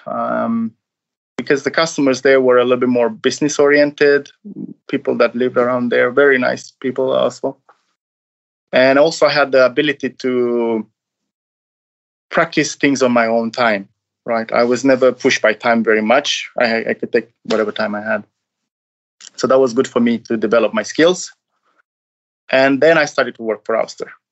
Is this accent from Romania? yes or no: yes; Romania; now in Norway; I'm from Romania